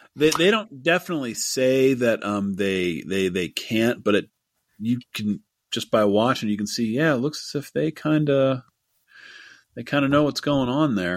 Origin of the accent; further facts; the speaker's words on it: Pittsburgh, Pennsylvania, United States; my hometown of Pittsburgh